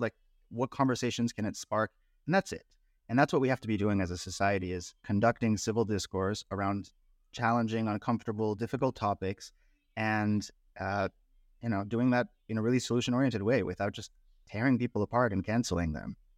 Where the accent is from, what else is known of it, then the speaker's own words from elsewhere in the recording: Bay Area, California, United States; I grew up in the Bay Area